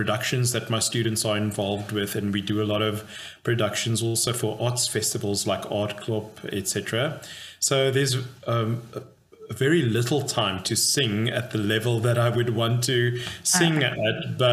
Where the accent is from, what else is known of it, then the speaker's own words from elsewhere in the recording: Cape Town, Western Cape, South Africa; moved away as an adult; also born or lived in Dallas, Texas; now in Potchefstroom, South Africa; I grew up in Cape Town, South Africa.